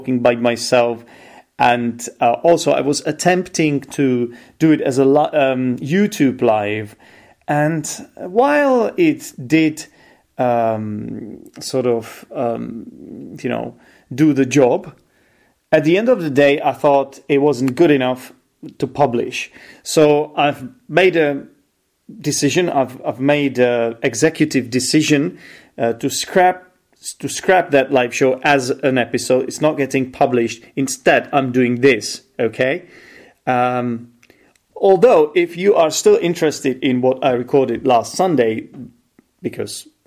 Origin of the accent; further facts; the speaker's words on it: Czechia; I'm an English teacher from the Czech Republic.